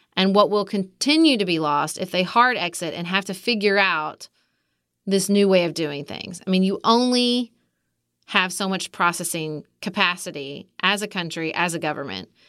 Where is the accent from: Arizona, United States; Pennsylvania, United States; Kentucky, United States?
Kentucky, United States; accent: Kentucky, Southern; also born or lived in Washington, D.C.; my Kentucky accent